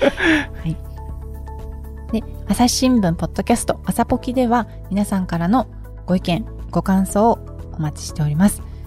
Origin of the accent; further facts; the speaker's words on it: Okinawa, Japan; 沖縄で生まれ育っても。